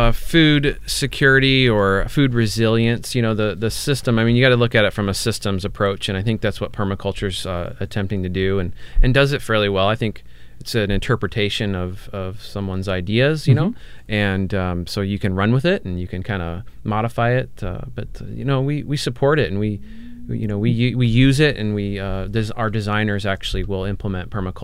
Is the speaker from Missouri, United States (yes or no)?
yes; St. Louis, Missouri, United States; also born or lived in Hawaii; now in Portland, United States; and I grew up on a farm, so as a child I had a lot of experience in the Midwest. I'm from St. Louis